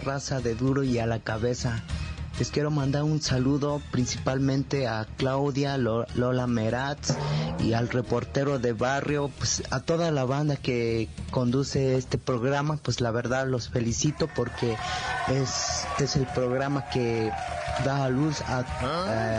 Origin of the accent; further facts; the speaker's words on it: San José Tenango, Oaxaca, Mexico; moved away; mi pueblo que se llama Cerro Central, San José Tenango, Teotitlán de Flores Magón, Huaucla de Jiménez, Oaxaca, Puebla, México